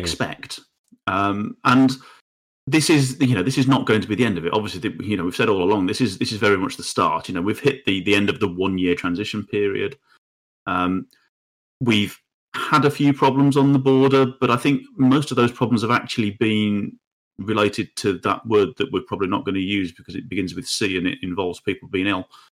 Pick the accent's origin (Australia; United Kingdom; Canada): United Kingdom; we as the British people or as, as the U K